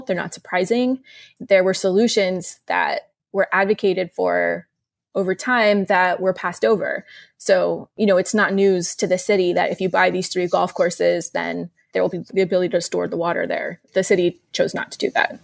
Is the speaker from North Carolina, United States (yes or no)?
no; Houston, Texas, United States; I grew up in Meyerland. Uh, my family moved there in the nineties when I was little